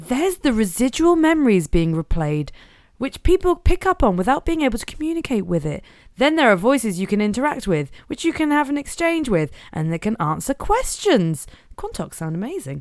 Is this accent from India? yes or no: no; Norfolk, East of England, United Kingdom; I'm from Norfolk